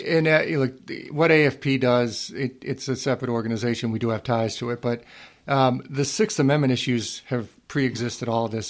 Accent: Worcester, Massachusetts, United States; I grew up in Worcester, Mass. My mom still lives there

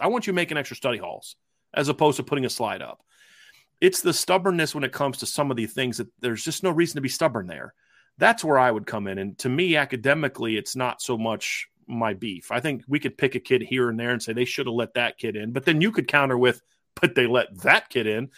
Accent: Ohio, United States; growing up in Ohio

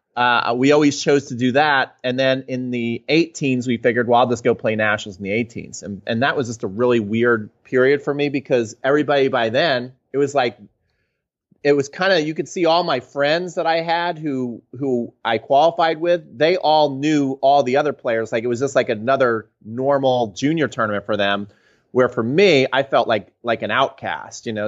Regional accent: New Jersey, United States; also born or lived in Atlanta, Georgia; I grew up in New Jersey

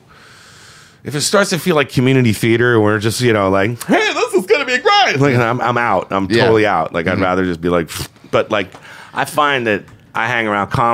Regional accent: Plainfield, New Jersey, United States; I was in Plainfield, New Jersey, my hometown

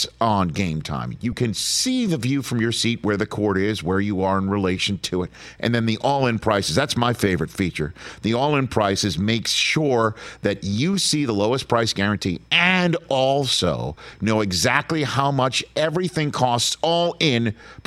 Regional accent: New York, United States; I'm from New York

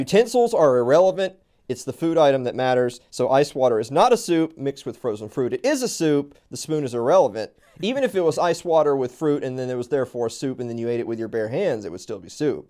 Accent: the South, United States; I'm from the South. Everything's miles away from each other. We drive everywhere

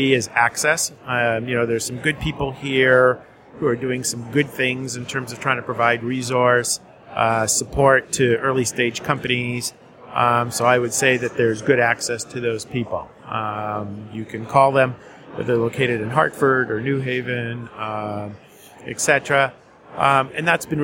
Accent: Winnipeg, Manitoba, Canada; moved away as an adult; now in New York City, United States; I'm from Winnipeg

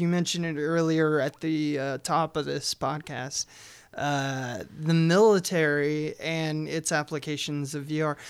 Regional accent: United States; as American citizens

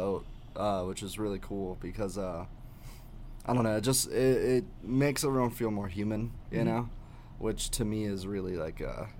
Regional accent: Columbus, Ohio, United States; We're both from Columbus, Ohio.

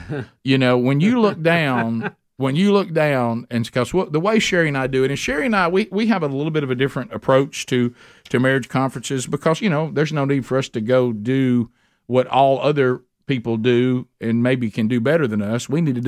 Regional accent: Calhoun County, Alabama, United States; I went to Oxford High School. I said, I'm from Calhoun County.

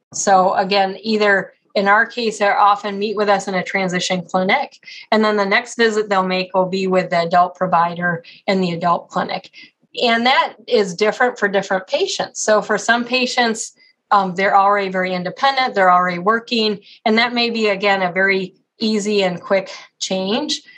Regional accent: Colorado, United States; also born or lived in Ohio / Oklahoma / Texas; now in Cleveland, United States; I grew up in Colorado

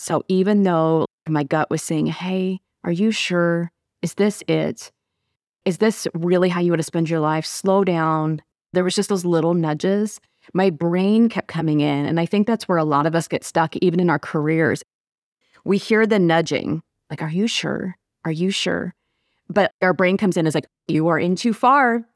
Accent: Nebraska, United States; also born or lived in Missouri; I'm from Nebraska

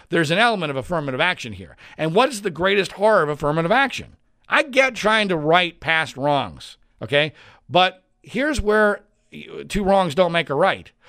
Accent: Northeast, United States; I grew up in the Northeast.

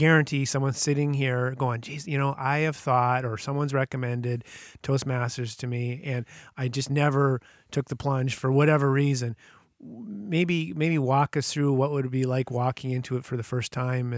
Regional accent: Whitehorse, Yukon, Canada; moved away; I'm from Whitehorse.

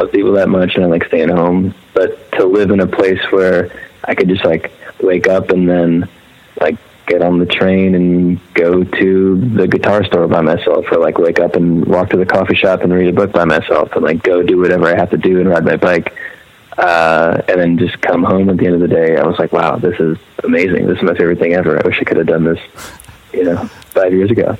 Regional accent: Maryland, United States; moved away as an adult; also born or lived in Laurel, Maryland / Philadelphia; I was all in Maryland.

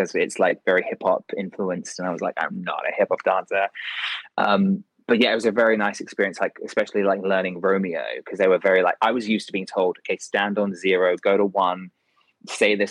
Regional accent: Kent, South East England, United Kingdom; now in London, United Kingdom; I'm from a place called Kent, which is like an hour and a half from London

